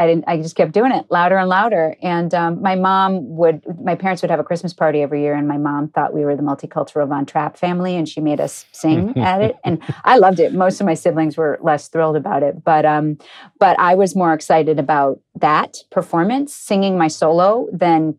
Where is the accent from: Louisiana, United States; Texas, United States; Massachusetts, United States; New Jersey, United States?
Massachusetts, United States; Cambridge; I grew up in Cambridge, Massachusetts.